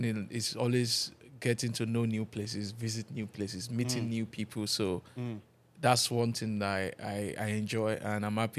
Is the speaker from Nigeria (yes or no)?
yes; Nigeria; I'm a Nigerian.